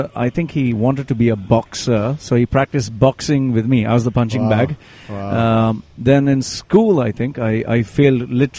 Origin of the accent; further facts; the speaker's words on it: Dubai, United Arab Emirates; Born and raised in Dubai. Right. Being here when Dubai was nothing but just a desert.